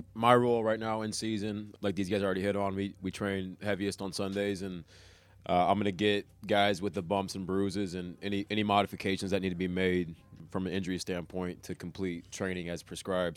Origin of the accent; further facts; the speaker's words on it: Corona, California, United States; now in Cincinnati, United States; I'm from Corona, California. Grew up playing football